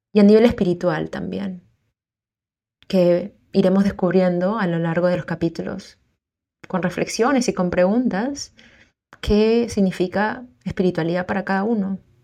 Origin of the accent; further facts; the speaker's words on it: Peru; also born or lived in South America; now in Auckland, New Zealand; Soy peruana